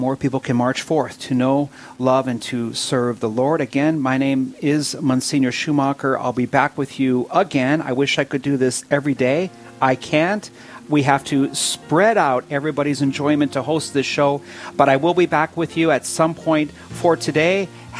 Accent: Williston, North Dakota, United States; my hometown in the Williston area

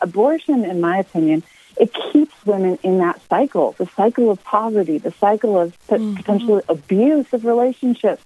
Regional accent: Michigan, United States; now in Colorado Springs, United States; I'm from Michigan originally. I grew up on a farm there

